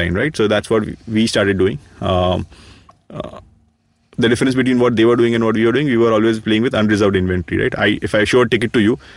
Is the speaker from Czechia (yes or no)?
no; India; being Indian